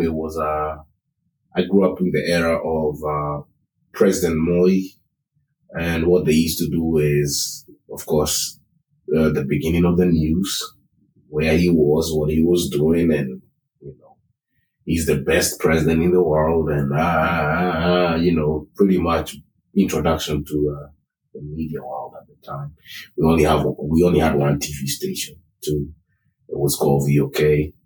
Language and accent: English; Nairobi, Kenya; first language Kikuyu; English is a second language; now in United States; I was born in Kenya, Nairobi. That's the capital city of Kenya. And I grew up in Parklands